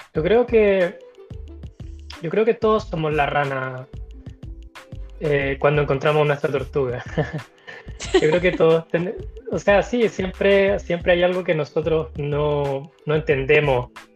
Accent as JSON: {"language": "Spanish", "country": "Chile", "said": "de Chile"}